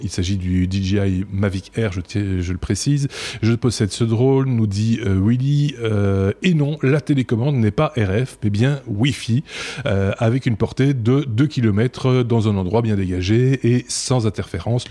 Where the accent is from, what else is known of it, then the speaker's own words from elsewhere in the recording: Belgium; chez nous en Belgique